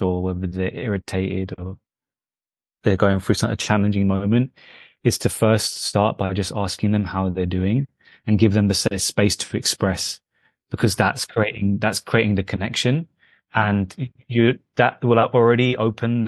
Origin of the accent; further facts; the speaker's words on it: London, United Kingdom; My background is Indian, from the north of India and Punjab, but I was born in London